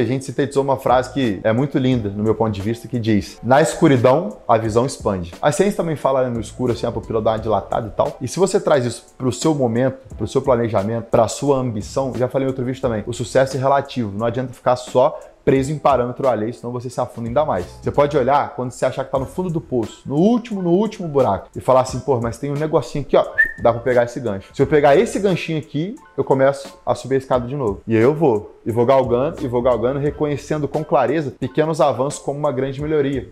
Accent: Brazil; moved away as an adult; also born or lived in interior of Rio de Janeiro; Quando eu saí do Brasil, vi que eu falava inglês

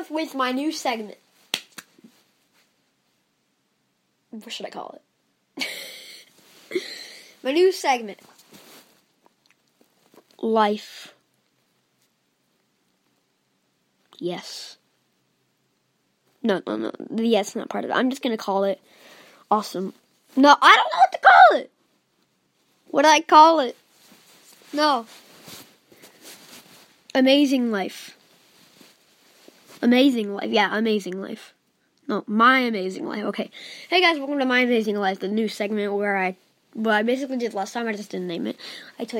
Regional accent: Indiana, United States; I'm from Indiana

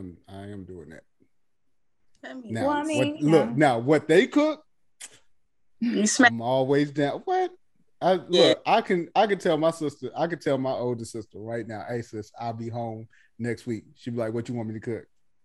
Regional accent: the South, United States; Oh, I'm sorry that I'm from the South and I like things like cabbage greens.

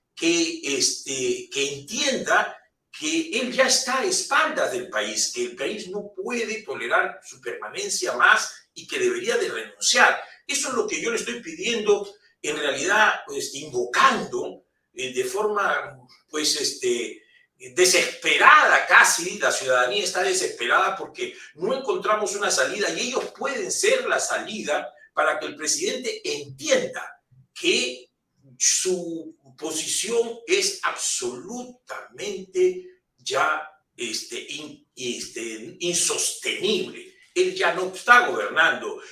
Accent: Peru; somos los peruanos

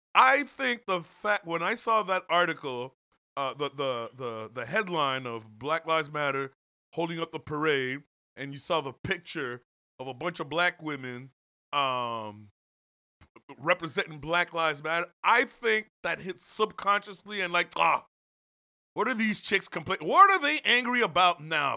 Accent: Canada; growing up in Canada

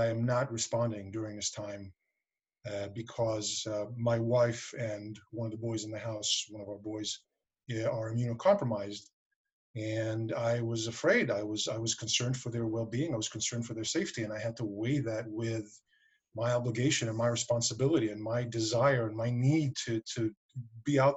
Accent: New York City, New York, United States; also born or lived in Westchester County, New York; I was raised in Queens, so I actually lived in the city proper, but then I moved out here about 5 years ago

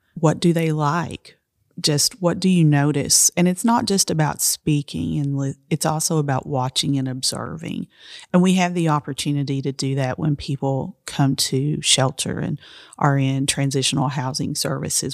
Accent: Appalachia, United States; I'm Appalachian

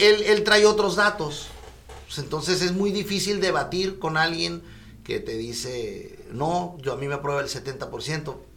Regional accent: Mexico; yo soy de la Colonia Libertad

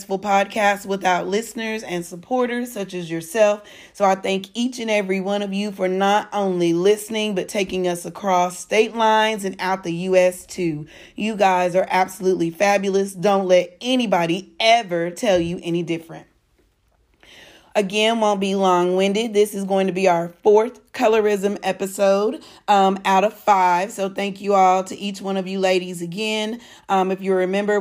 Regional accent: Texas, United States; I'm a Texan.

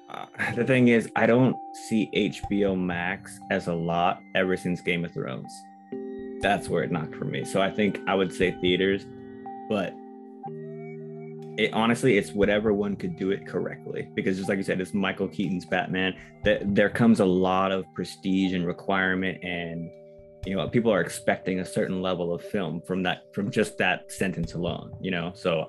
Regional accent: Philippines; I'm not Spanish, but I'm Filipino, which has a lot of Spanish influence.

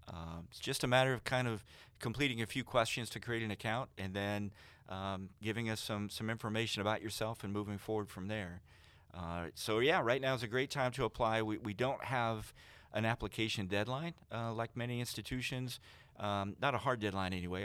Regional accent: Vincennes, Indiana, United States; I'm actually from Knox County around Vincennes

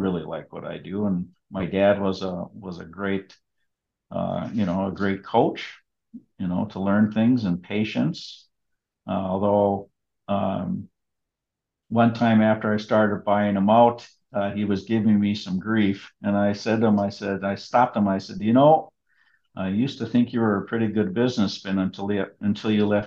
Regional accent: Hermantown, Minnesota, United States; I was raised on a farm out in Hermantown with my siblings and my mom and dad

